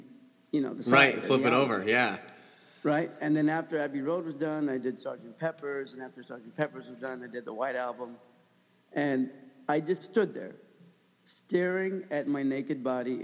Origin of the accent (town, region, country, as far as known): United States